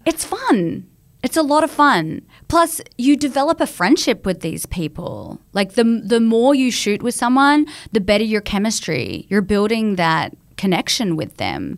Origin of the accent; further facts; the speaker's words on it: Australia; moved away; I was coming across from Australia